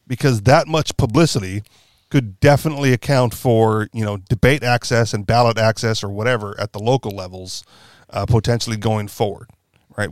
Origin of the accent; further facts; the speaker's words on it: Hawaii, United States; also born or lived in Washington State; I'm from Hawaii